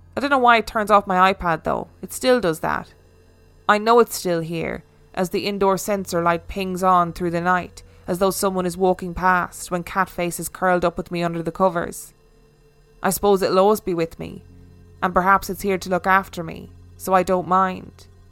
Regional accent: Falkirk, Scotland, United Kingdom; I attended a night class in my hometown of Falkirk along with my friend Roz

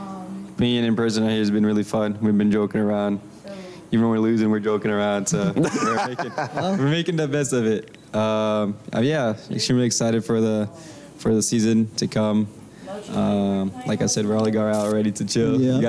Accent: Brazil; moved away; I'm originally from Brazil.

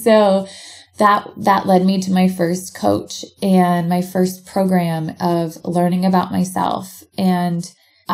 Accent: Portland, Oregon, United States; moved away as an adult; now in Bend, United States; back where I grew up in Portland, Oregon

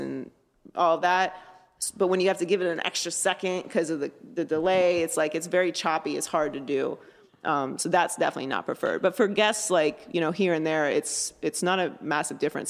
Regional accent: Pittsburgh, Pennsylvania, United States; I grew up in Pittsburgh, Pennsylvania.

